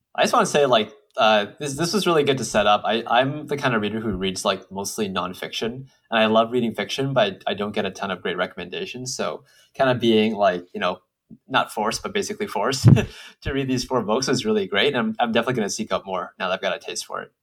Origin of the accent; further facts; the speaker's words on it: United States; Asian Americans who, like, you know, we, we, we're born here